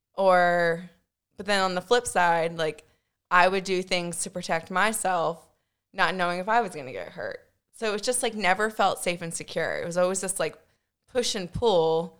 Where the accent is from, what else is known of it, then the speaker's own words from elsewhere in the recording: Winchester, Virginia, United States; also born or lived in Rhode Island; now in Richmond, United States; I grew up in Winchester